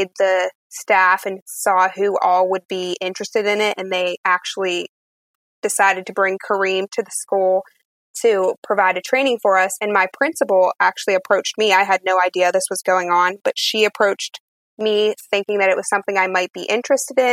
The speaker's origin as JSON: {"language": "English", "town": "Altoona", "region": "Pennsylvania", "country": "United States", "said": "I'm from Altoona, Pennsylvania"}